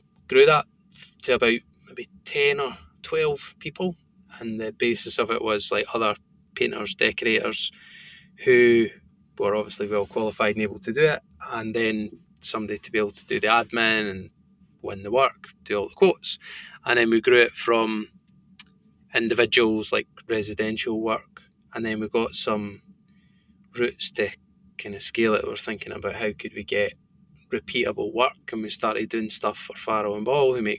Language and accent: English; Bo'ness, Scotland, United Kingdom; accent: thick Scottish; also born or lived in Stirling; where I grew up in Bowness